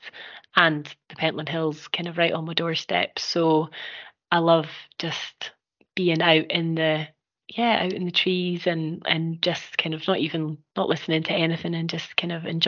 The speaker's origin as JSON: {"language": "English", "town": "Musselburgh", "region": "Scotland", "country": "United Kingdom", "tie": "born or raised there", "also_born_or_lived": "Dundee", "said": "growing up on the East Coast, kind of down in Musselburgh"}